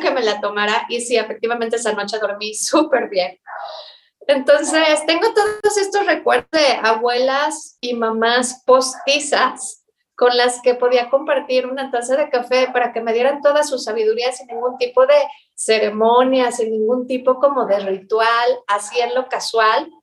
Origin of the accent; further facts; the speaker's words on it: Mexico; como cualquier persona que ha nacido y crecido en México